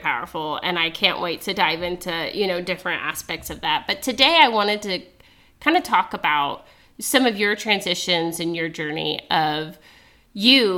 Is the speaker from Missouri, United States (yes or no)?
yes; Carthage, Missouri, United States; also born or lived in Mississippi; I was born in Mississippi, and my family moved back to Missouri, and we moved to Carthage when I was three